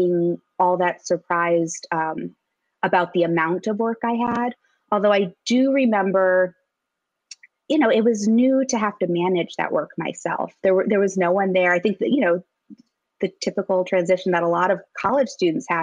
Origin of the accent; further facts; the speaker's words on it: Maryland, United States; I grew up in Maryland in a suburb of DC.